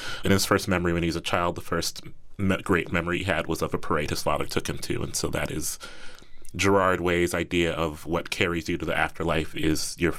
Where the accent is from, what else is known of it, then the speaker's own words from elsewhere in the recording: Midwest, United States; I grew up in the Midwest, and I grew up a lot in the Midwest pop punk and punk scenes.